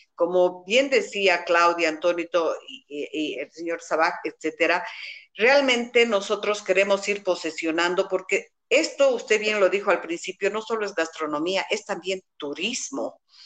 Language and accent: Spanish; Cochabamba, Bolivia; Como buenos cochabambinos